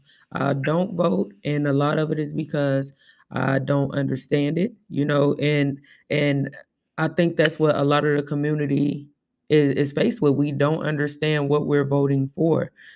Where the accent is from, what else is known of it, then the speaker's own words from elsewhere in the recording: Tulsa, Oklahoma, United States; I think I'm very saddened that Tulsa is closed because I grew up in Tulsa and it did change my life going there